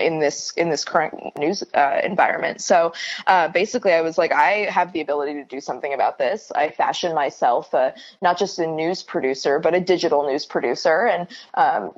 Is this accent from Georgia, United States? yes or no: no; California, United States; now in New York City, United States; I'm based in New York City, though I'm originally from California.